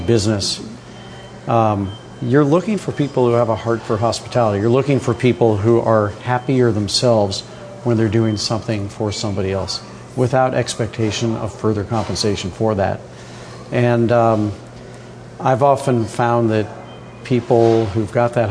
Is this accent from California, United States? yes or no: no; St. Louis, Missouri, United States; now in New York, United States; I grew up in St. Louis, Missouri, which I did